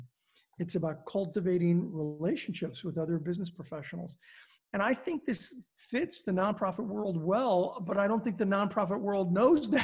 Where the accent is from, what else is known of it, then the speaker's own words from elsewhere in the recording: California, United States; I grew up in California.